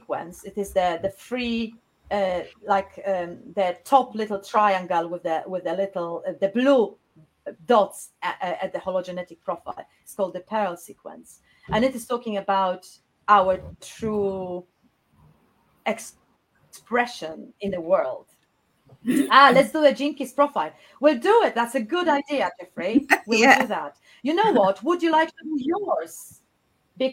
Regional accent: Poznań, Greater Poland, Poland; English is a second language; moved away as an adult; now in South England, United Kingdom; I was born in Poznań, a beautiful city in Poland, in West Poland

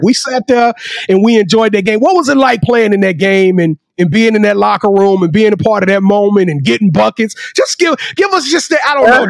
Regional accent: Louisiana, United States; I'm from Louisiana. I keep my roots very proud, but I stay about an hour and a half from a school you probably know of called Louisiana Tech.

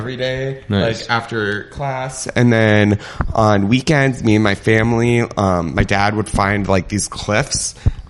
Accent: Reno, Nevada, United States; I grew up in Reno, Nevada.

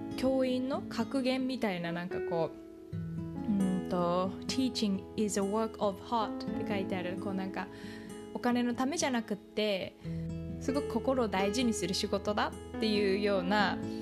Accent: Japan; moved away; 日本育ち

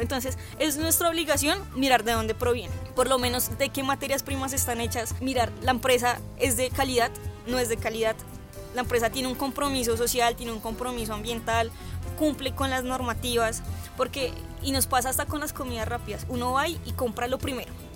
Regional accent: Colombia; nosotros como colombianos

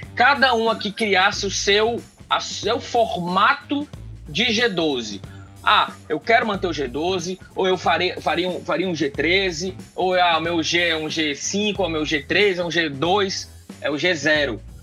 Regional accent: Ceará, Brazil; é a nossa história enquanto cearenses, enquanto nordestinos

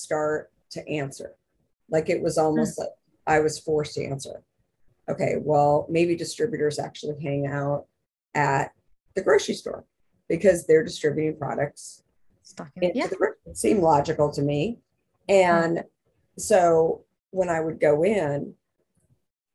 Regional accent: Arizona, United States; I'm from Arizona.

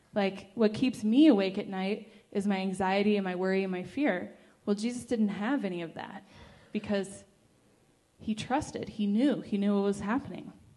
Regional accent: California, United States; I'm from California

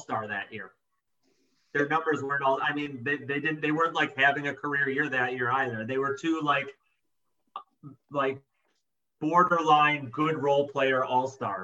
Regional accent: Chicago, Illinois, United States; I grew up in Chicago in the 90s. I was a kid

